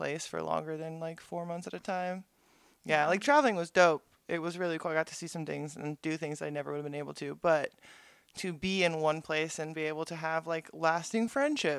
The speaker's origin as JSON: {"language": "English", "town": "Ventura", "region": "California", "country": "United States", "tie": "born or raised there", "said": "I grew up in Ventura."}